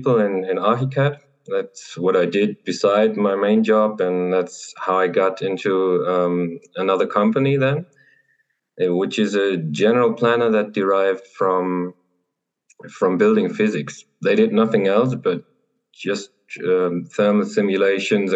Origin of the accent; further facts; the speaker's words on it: Germany; I'm an architect from Germany.